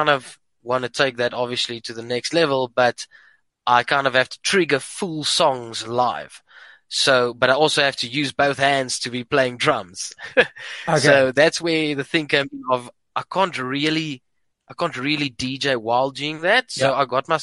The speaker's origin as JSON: {"language": "English", "town": "Port Elizabeth", "region": "Eastern Cape", "country": "South Africa", "moved": "as an adult", "lives_now": "Pretoria, South Africa", "said": "I'm from Port Elizabeth"}